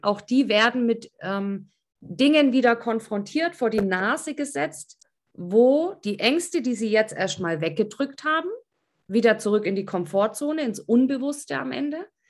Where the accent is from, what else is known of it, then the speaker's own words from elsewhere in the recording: East Germany, Germany; ich komme ja aus dem Osten